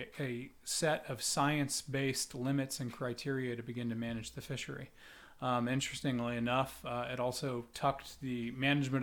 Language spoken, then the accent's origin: English; Corpus Christi, Texas, United States; I grew up in Corpus Christi, Texas. Grew up on the coast